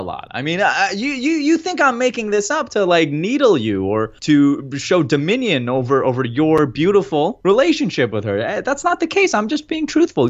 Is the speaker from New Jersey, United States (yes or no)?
yes; New Jersey, United States; We're both from Jersey.